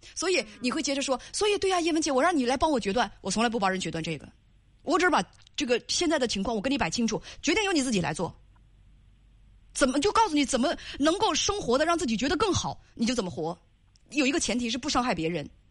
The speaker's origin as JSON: {"language": "Chinese", "region": "Northeast China", "country": "China", "accent": "Northeastern", "said": "用咱们东北话来讲"}